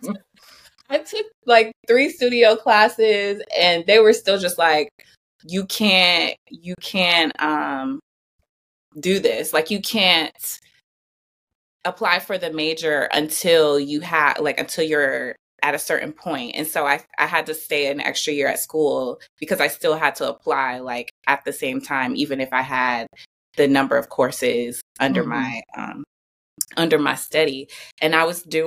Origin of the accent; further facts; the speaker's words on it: Flint, Michigan, United States; moved away as an adult; also born or lived in Georgia; I'm from Flint, Michigan. So I'm from a small town in the Midwest.